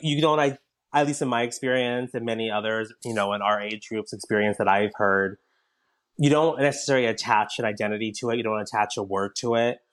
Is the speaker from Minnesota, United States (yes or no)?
no; Southern California, United States; I grew up in Southern California, where it's very diverse